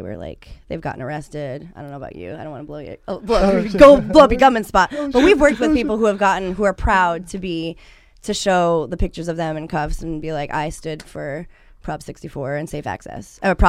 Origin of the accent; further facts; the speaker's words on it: East Coast, United States; now in California, United States; we're from the East Side, we're from the East Coast.